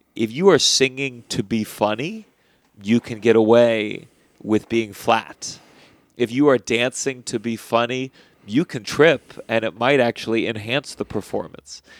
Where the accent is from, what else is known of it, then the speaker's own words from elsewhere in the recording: Potomac, Maryland, United States; I grew up in Potomac, Maryland